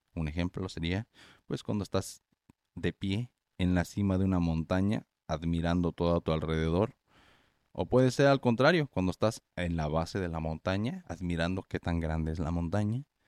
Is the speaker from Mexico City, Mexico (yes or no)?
no; Morelia, Michoacán, Mexico; yo soy de Morelia, Michoacán, México, ahí no neva